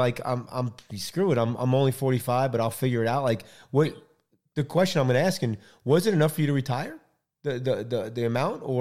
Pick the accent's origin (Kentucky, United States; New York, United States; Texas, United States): Texas, United States; Houston; We're from Houston